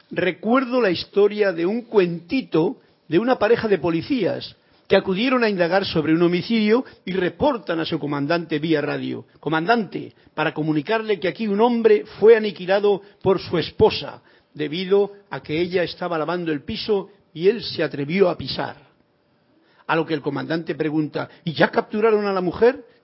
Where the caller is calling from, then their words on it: Bogotá, Colombia; De Bogotá.